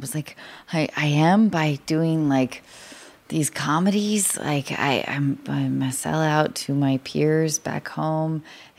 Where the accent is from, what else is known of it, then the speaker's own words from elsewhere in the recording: Seattle, Washington, United States; moved away; because I grew up in Seattle or north of Seattle